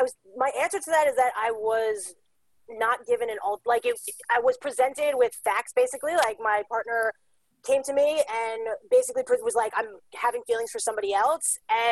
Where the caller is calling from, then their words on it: New York City, New York, United States; I am calling in from Staten Island, New York. We're the smallest of the five boroughs of New York City.